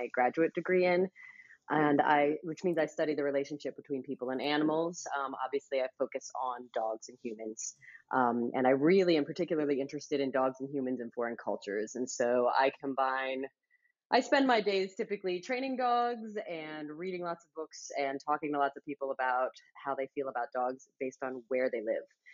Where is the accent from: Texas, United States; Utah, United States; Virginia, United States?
Virginia, United States; also born or lived in New Hampshire; I grew up in Virginia. I was born in New Hampshire, so that's where I spent my summers, but I grew up in Virginia.